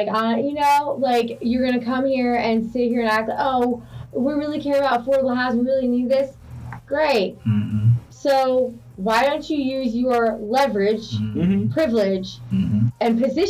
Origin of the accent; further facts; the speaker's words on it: South Gwinnett, Georgia, United States; moved away; I'm from South Gwinnett.